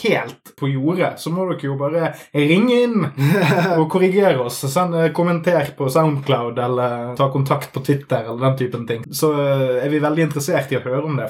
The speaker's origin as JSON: {"language": "Norwegian", "town": "Smøla", "region": "Møre og Romsdal", "country": "Norway", "tie": "born or raised there", "said": "hjembygden min, Smøla"}